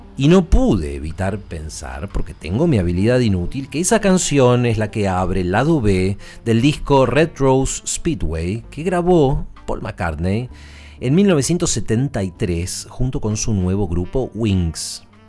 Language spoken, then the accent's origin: Spanish; Buenos Aires, Argentina; Además de chico yo iba al colegio en este barrio, después me fui, pero, pero toda mi infancia fui al colegio en Belgrano